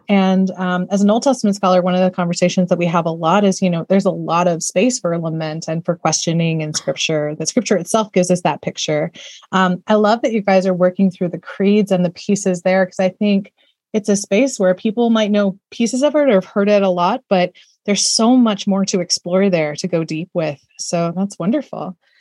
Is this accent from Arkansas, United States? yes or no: no; Austin, Texas, United States; Austin, where I'm from, my hometown